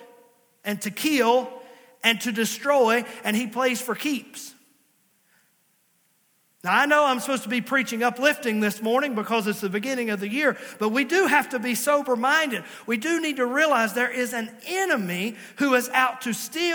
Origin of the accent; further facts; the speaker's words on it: Virginia, United States; also born or lived in Princeton, West Virginia; I was born in Princeton, West Virginia. Yes, I was born in West Virginia, but they quickly got me back across the line and I was raised in Virginia